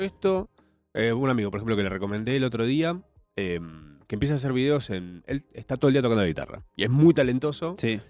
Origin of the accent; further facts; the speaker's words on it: Argentina; somos argentinos.